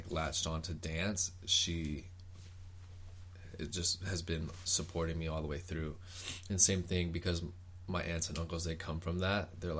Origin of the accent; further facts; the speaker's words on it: Oceanside, California, United States; also born or lived in Los Angeles / Long Beach / Hawaii; Me personally, well, my family's always about out of Oceanside, but I have moved around from L.A., Long Beach, even like Hawaii. Well, my home base has always been Oceanside, California.